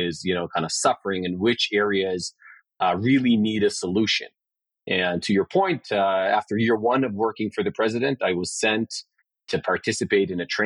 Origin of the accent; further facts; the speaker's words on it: Israel; I grew up in Israel in a Cambrian explosion era